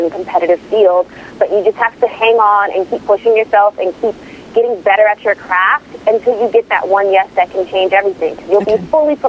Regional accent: Omaha, Nebraska, United States; I grew up in Omaha, Nebraska, and my mother was a seamstress.

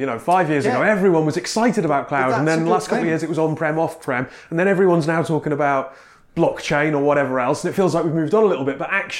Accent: Newcastle upon Tyne, North East England, United Kingdom; moved away as an adult; also born or lived in Essex; now in South East England, United Kingdom; I moved down to Essex for university, but I'm from Newcastle.

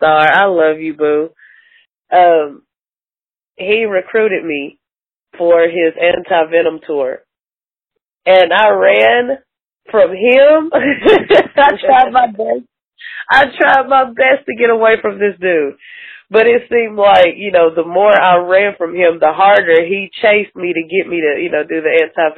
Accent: Atlanta, Georgia, United States; now in Kingsport, United States; Originally, I'm from Atlanta. I'm living in Kingsport at the moment

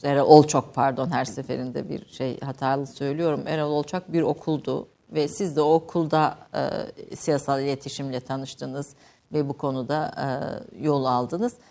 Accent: Kayseri, Kayseri Province, Turkey; Ben Kayseri doğumluyum

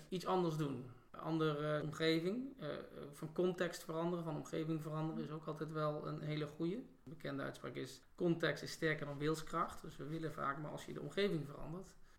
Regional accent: North Brabant, Netherlands; moved away as an adult; also born or lived in Rotterdam; Opgegroeid in Brabant

